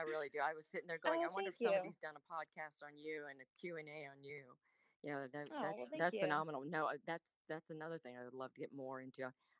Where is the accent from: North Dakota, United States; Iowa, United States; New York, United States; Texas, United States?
Iowa, United States; Des Moines; accent: Southern; also born or lived in Richmond, United States / North Carolina, United States / New Jersey, United States; So I was born in Richmond. Born in Richmond, and then we lived in North Carolina, New Jersey, and then dad relocated. He became a Marine recruiter and moved to Des Moines, Iowa. So I lost my Southern accent there.